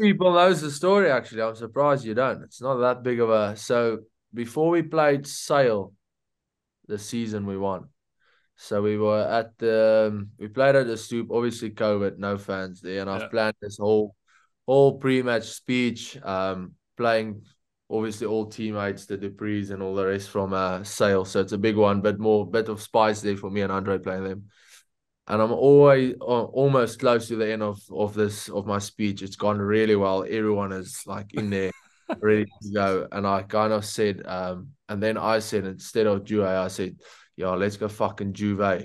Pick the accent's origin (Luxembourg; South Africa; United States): South Africa; being a South African